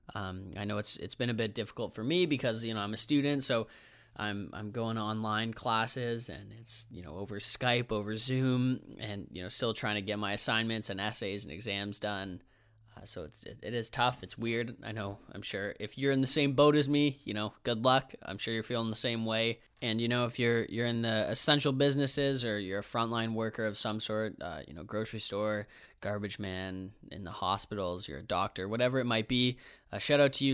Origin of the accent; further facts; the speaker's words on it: Toronto, Ontario, Canada; you grew up in Toronto like me